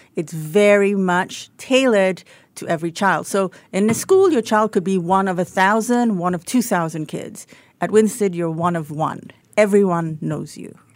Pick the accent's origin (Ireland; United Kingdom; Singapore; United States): Singapore; moved away as an adult; also born or lived in Australia; third generation Singaporean. I don't look like one, but I am very much one.